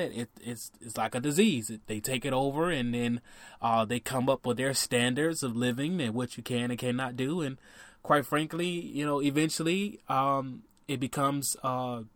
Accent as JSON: {"language": "English", "town": "Miami", "region": "Florida", "country": "United States", "tie": "born or raised there", "said": "Miami, my hometown"}